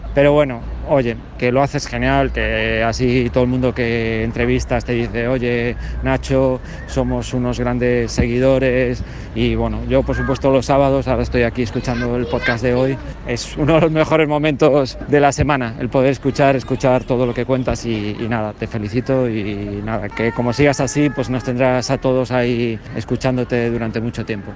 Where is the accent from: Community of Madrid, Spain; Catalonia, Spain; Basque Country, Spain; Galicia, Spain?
Galicia, Spain; Soy de Galicia.